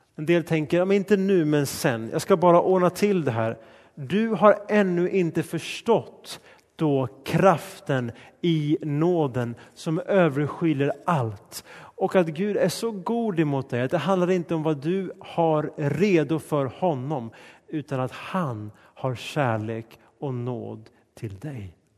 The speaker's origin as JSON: {"language": "Swedish", "country": "Sweden", "tie": "born or raised there", "said": "Mitt hemland är Sverige och min nationalitet är svensk"}